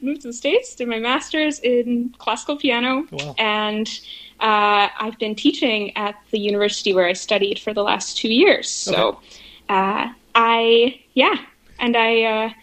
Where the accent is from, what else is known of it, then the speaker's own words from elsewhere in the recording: Langruth, Manitoba, Canada; I'm from Manitoba originally. I grew up in a little place called Langruth.